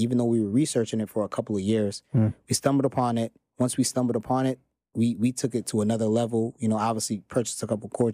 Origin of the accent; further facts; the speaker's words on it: New York City, New York, United States; I am from Queens, New York